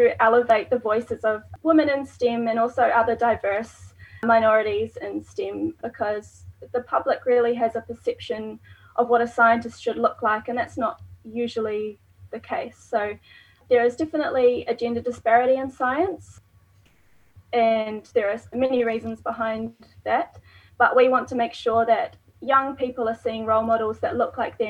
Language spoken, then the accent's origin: English; New Zealand; now in Tasmania, Australia; I'm not from Tasmania, from New Zealand